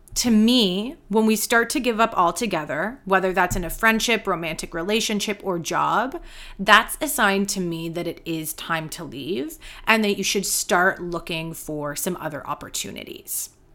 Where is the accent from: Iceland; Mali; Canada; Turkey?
Canada; I am a Canadian yoga teacher and mentor